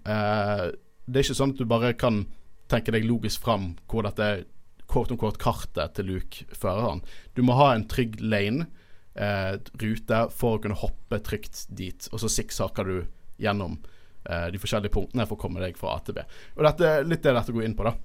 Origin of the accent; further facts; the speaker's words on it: Bergen, Vestland, Norway; vi er fra Bergen